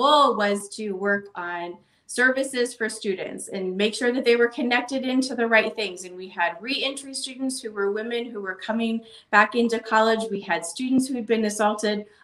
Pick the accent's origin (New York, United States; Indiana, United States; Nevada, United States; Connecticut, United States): Nevada, United States; Boulder City; the community I grew up in Boulder City